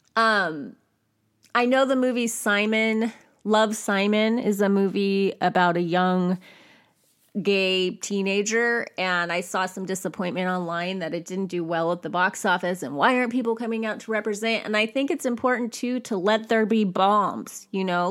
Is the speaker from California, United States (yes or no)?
yes; California, United States; I grew up in California